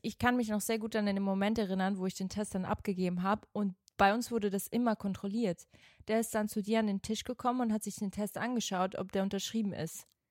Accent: Switzerland; moved away; Ich bin ja in der Schweiz zur Schule gegangen

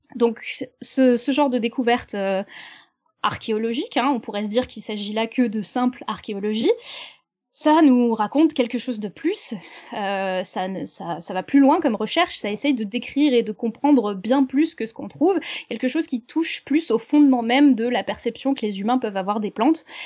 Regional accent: France; chez nous en France

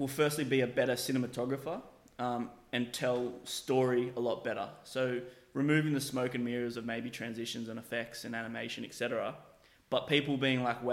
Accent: Australia; born and bred in Australia, but quite obviously with something else in me, being African

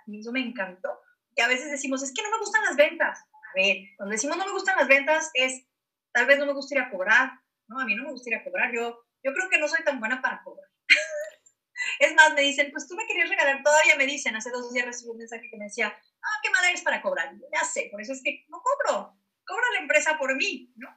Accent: Guadalajara, Jalisco, Mexico; now in Hermosillo, Mexico; yo soy de Guadalajara y ahora estoy en, Hermosillo, me vino para acá al norte

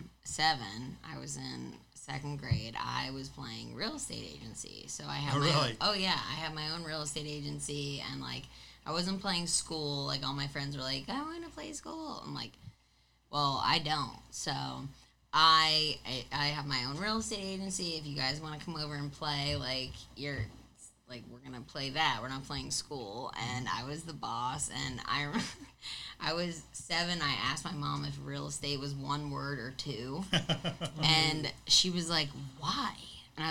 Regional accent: Long Island, New York, United States; I grew up on Long Island

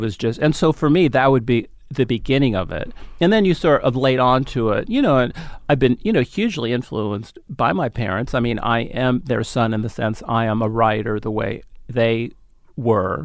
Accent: San Francisco, California, United States; also born or lived in Los Angeles; I grew up in San Francisco

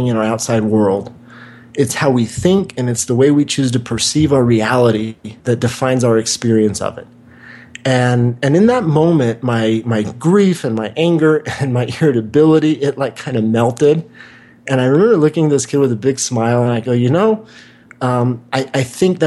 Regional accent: Wichita, Kansas, United States; moved away; also born or lived in Santa Monica, California; where I grew up in Wichita, Kansas

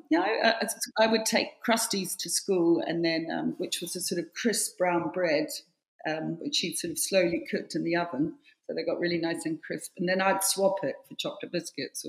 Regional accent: Wellington, New Zealand; now in London, United Kingdom; I grew up in Belmont, which was the suburbs of Wellington on the hills.

